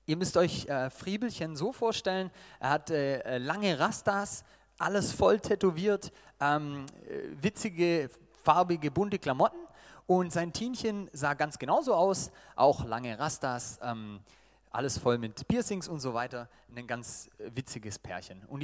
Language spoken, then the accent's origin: German; Baden-Württemberg, Germany; nachdem sie gemerkt haben, ich bin Schwabe und wir haben da was gemeinsam mit den Dialekten